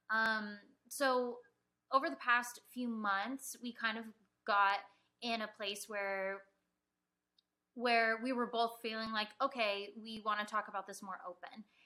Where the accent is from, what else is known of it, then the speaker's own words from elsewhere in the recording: Mission Viejo, California, United States; I was born in Mission Viejo, California. Um, I was born and raised there um, for my whole life